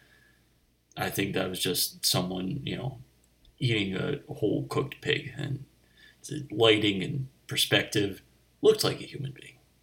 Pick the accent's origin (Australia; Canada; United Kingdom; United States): United States; Delaware County, Pennsylvania; I grew up in Delaware County, Pennsylvania.